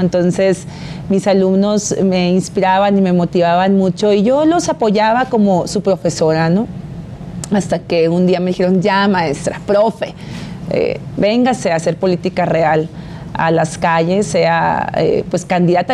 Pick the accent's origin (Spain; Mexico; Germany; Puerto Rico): Mexico; Baja California; Yo nací en Baja California, he crecido, me formé, tengo mi familia eh, y amo a mi Estado